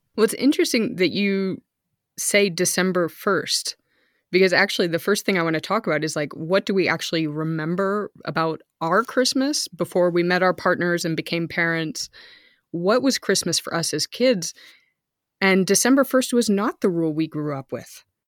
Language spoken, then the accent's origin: English; outside San Francisco, California, United States; moved away as an adult; also born or lived in Texas; now in Germany; we lived outside of San Francisco